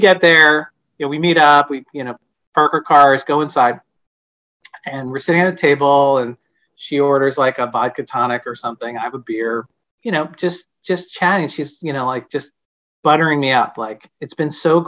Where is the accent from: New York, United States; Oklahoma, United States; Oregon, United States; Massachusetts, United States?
Massachusetts, United States; Boston; I grew up in Boston